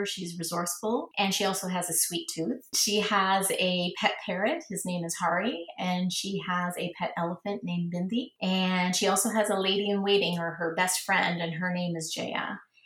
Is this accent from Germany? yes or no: no; Toronto, Ontario, Canada; now in Florida, United States; Growing up in Toronto, so I grew up in the 70s, and it was very multicultural back then